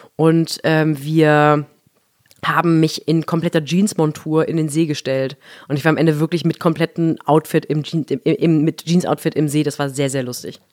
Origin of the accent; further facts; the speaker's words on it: Baden-Württemberg, Germany; in Baden, wo ich groß geworden bin